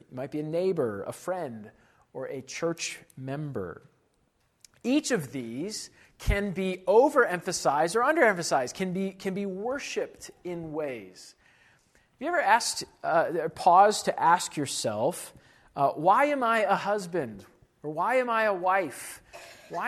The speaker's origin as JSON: {"language": "English", "country": "United States", "said": "as an American of Western European descent"}